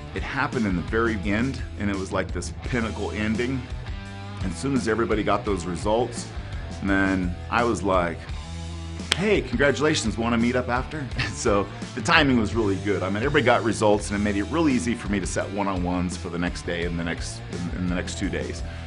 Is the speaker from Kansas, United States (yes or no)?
no; Oakdale, California, United States; now in Colorado, United States; I live in Colorado, but I'm from California, a little tiny town in Central California that almost nobody's heard of. It's called Oakdale